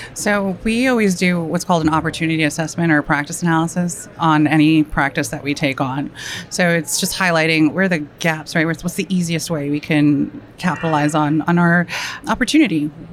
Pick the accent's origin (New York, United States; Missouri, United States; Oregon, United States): New York, United States; I am a New Yorker